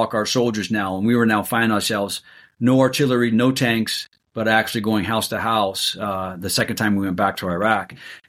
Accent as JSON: {"language": "English", "town": "Columbus", "region": "Ohio", "country": "United States", "said": "I'm originally from Columbus, Ohio."}